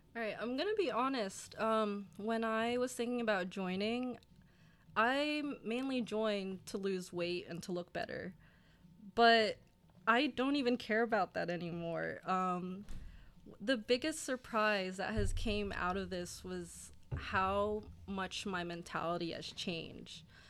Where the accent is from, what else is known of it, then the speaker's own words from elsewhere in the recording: Burlington, New Jersey, United States; I'm from Burlington, New Jersey. It's a town in South Jersey, go six oh nine